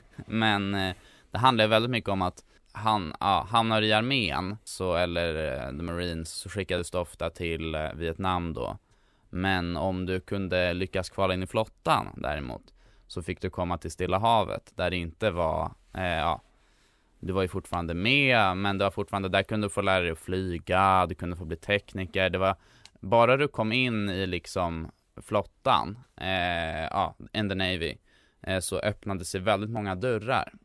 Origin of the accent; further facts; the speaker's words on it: Stockholm, Stockholm County, Sweden; för han skildrar en del av stan som jag är uppvuxen i. Jag bodde när jag var liten på Hjorthagen